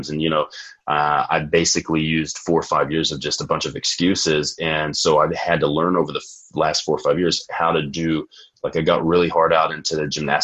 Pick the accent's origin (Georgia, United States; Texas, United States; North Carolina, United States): Texas, United States; I'm from Texas, so it's going to be Friday Night Lights. So we all start training really early for football.